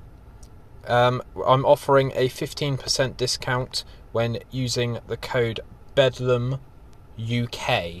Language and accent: English; United Kingdom; we're British